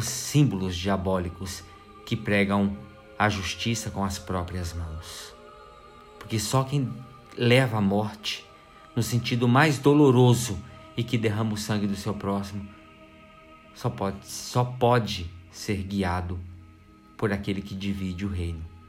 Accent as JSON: {"language": "Portuguese", "country": "Brazil"}